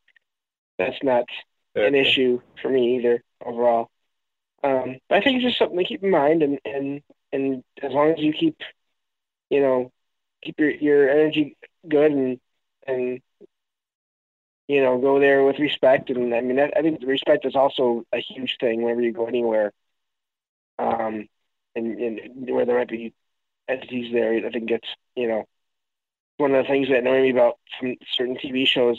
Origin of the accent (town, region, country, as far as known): Michigan, United States